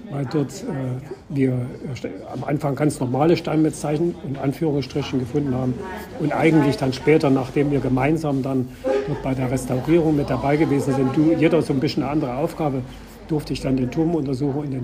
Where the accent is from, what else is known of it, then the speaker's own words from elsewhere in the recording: Saxony, Germany; Sachsen, aus dem Dreieck Dresden, Leipzig, Chemnitz.